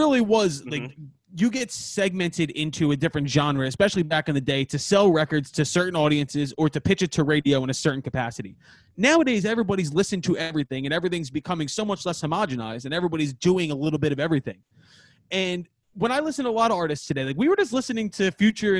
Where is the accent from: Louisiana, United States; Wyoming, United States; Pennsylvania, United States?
Pennsylvania, United States; Philadelphia; we're from Northeast Philly